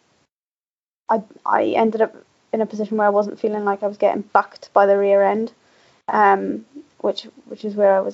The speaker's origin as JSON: {"language": "English", "region": "the valleys in South Wales", "country": "United Kingdom", "moved": "as an adult", "lives_now": "Scotland", "said": "I'm actually not from the Tweed Valley. I'm actually from the valleys in South Wales"}